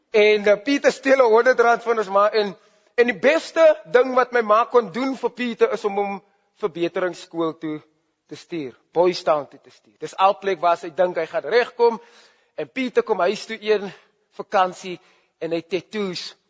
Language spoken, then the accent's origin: Afrikaans; Grabouw, Western Cape, South Africa; Ek het groot geword in Grabouw